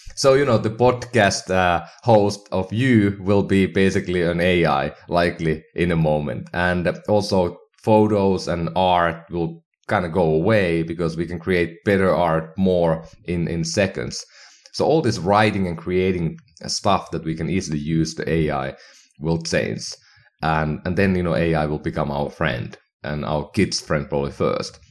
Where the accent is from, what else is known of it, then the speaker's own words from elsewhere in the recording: Finland; now in United States; my hometown in Finland